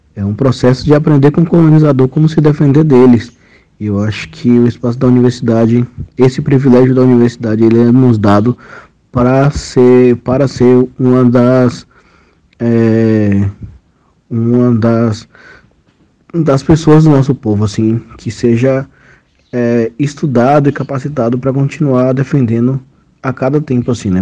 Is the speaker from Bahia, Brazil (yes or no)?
yes; Pataxó village of Coroa Vermelha, Bahia, Brazil; Eu sou da etnia Pataxó, do povo é, da aldeia Pataxó de Coroa Vermelha